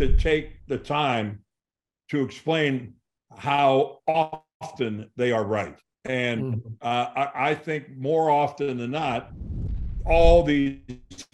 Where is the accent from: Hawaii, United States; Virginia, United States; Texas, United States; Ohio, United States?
Ohio, United States; Canton; growing up in Canton, Ohio